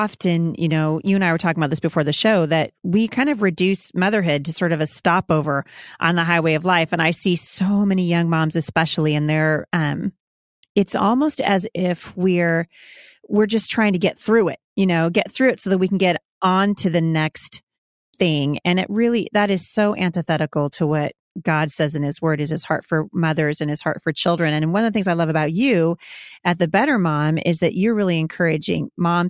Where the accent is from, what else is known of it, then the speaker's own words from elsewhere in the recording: Oregon, United States; I'm from Oregon